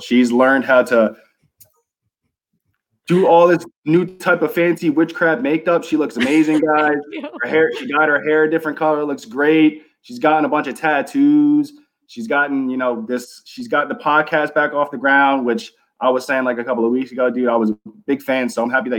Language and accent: English; New Jersey, United States; moved away as an adult; also born or lived in Fort Lauderdale, Florida; now in Georgia, United States; I was born and raised in New Jersey